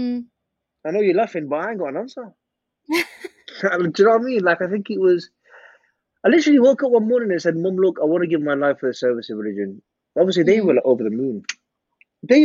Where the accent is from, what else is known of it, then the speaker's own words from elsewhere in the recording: Manchester, North West England, United Kingdom; I was born and bred in Manchester, best city in the world.